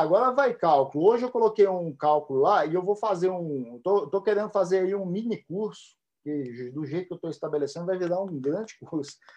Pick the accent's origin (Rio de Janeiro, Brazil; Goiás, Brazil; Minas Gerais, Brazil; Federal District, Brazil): Minas Gerais, Brazil; now in Japan